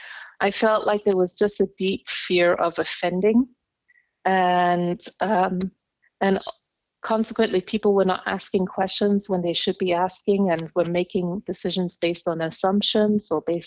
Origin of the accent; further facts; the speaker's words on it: Indonesia; I am half English, half German. So I actually carry dual nationality, German-English, or English-German, however you want to put it. My father is German, my mom is English. And I grew up in Indonesia.